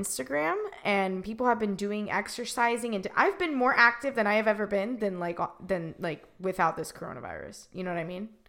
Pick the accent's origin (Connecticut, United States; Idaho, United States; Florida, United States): Florida, United States; Miami; I'm originally from Miami, Florida